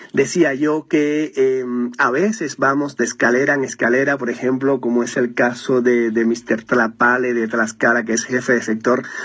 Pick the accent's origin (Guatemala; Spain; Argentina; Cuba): Cuba; moved away as an adult; now in Mexico; yo soy cubano